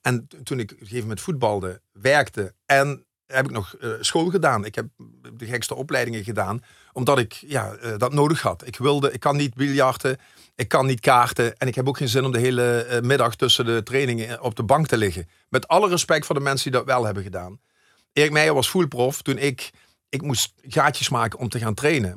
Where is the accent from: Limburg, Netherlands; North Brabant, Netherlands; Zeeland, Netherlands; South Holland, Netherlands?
Limburg, Netherlands; Maastricht; ik zie mij wel echt als een, ja, als een Maastrichtenaar